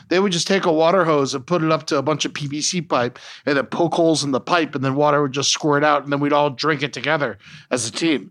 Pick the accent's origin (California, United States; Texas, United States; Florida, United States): Florida, United States; I grew up in Florida